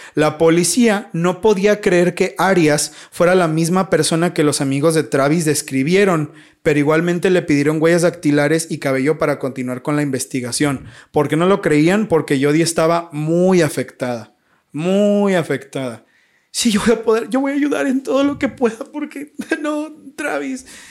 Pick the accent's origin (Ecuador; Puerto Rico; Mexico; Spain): Mexico; yo soy de México